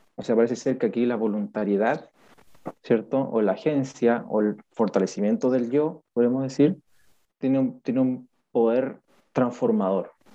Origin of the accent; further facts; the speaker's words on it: Chile; somos los chilenos bien, bien pasivos